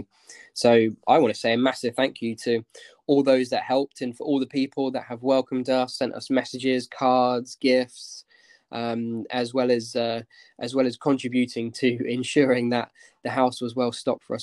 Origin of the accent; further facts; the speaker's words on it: Basingstoke, South East England, United Kingdom; moved away as an adult; also born or lived in Russia; I grew up in Basingstoke in Hampshire. I lived there for the first 18 years of my life